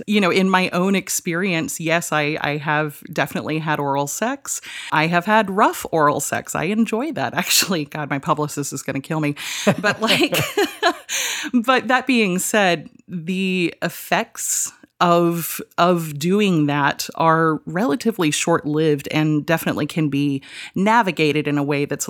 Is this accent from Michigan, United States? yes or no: no; Georgia, United States; Well, I grew up, hilariously enough, in the Deep South, in a tiny little valley in North Georgia. Rome, Georgia is the town that we went to for groceries.